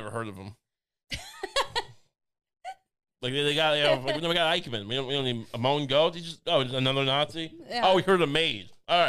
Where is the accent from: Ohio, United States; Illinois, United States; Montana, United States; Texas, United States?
Ohio, United States; born there; I was born in Dave, Ohio.